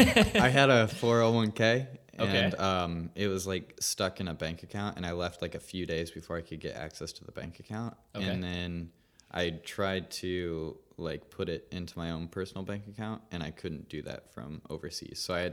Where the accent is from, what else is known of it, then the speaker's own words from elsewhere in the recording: Indiana, United States; the Indiana boy